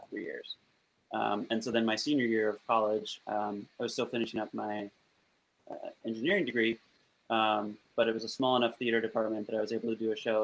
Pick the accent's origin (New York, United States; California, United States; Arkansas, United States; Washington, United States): Washington, United States; Olympia; now in Seattle, United States; I grew up in Olympia, which is like 60 miles south